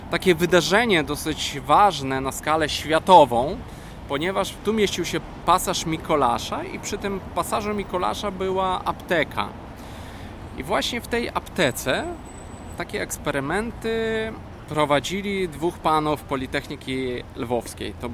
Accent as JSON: {"language": "Polish", "town": "Wrocław", "region": "Lower Silesian Voivodeship", "country": "Poland", "said": "ja jestem z Wrocławia."}